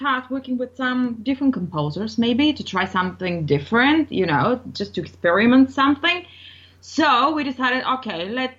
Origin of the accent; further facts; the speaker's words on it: Bulgaria; English is a second language; moved away as an adult; now in Auckland, New Zealand; originally I'm from Bulgaria. I had my career there, and 2007 I moved to New Zealand.